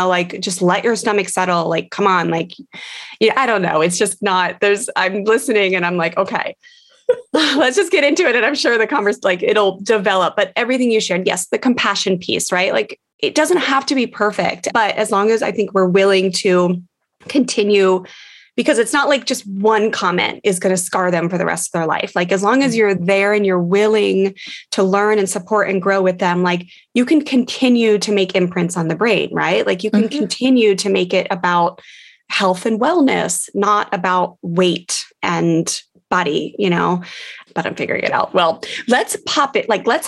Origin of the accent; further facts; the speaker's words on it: D.C., District of Columbia, United States; growing up near Washington, D.C.